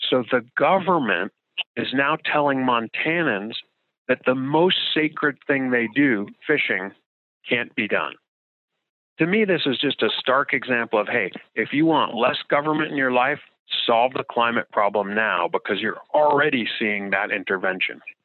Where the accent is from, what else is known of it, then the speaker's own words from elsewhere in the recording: New Jersey, United States; moved away; growing up in New Jersey